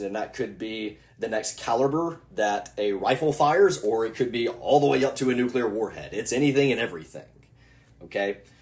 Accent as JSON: {"language": "English", "country": "United States"}